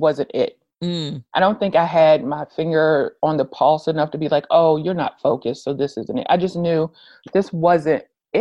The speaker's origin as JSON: {"language": "English", "town": "Richmond", "region": "Virginia", "country": "United States", "moved": "as an adult", "said": "I'm originally from Richmond, Virginia. I didn't want to stay there long-term"}